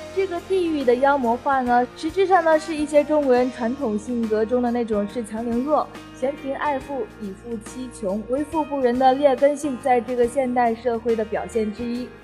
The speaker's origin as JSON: {"language": "Chinese", "region": "Hainan", "country": "China", "said": "那我是海南的姑娘"}